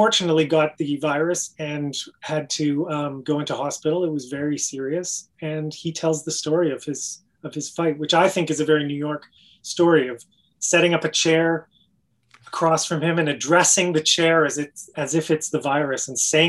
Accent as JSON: {"language": "English", "country": "Canada", "moved": "as an adult", "said": "for being a Canadian, for being you know, this outsider."}